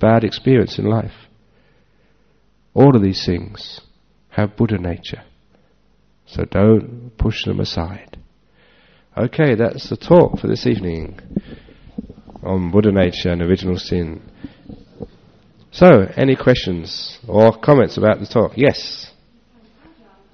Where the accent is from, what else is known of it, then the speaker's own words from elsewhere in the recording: Northeast Thailand, Thailand; It just wasn't there in the villages of northeast Thailand.